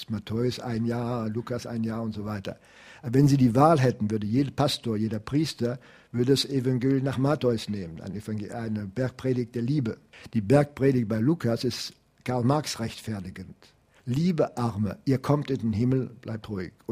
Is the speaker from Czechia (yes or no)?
yes; Prague, Czechia; Ich komme aus Prag, Jan Hus ist ein Begriff natürlich auch für jeden heutigen Zessen.